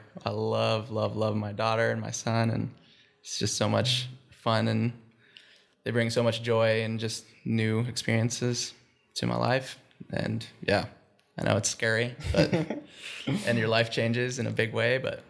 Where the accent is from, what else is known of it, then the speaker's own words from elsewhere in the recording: Minnesota, United States; born there; also born or lived in India; I was almost born in India. I was born here in Minnesota, and then I think I was like 3 months old when we moved to India for the first time. And so my first year and a half of my life was in India.